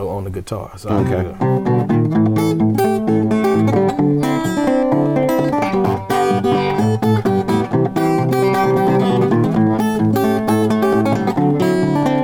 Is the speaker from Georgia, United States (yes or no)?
yes; LaGrange, Georgia, United States; also born or lived in Hogansville, Georgia; I was born in LaGrange, Georgia, which is Troup County. And the Troup County, I went to school in Hogansville, Georgia